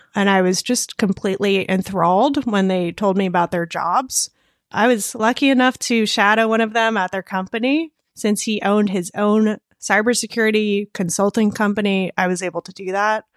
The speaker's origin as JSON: {"language": "English", "area": "Connecticut and Vermont", "region": "Northeast", "country": "United States", "tie": "born or raised there", "also_born_or_lived": "Russia / California", "moved": "yes", "said": "I spent my childhood in Connecticut and Vermont."}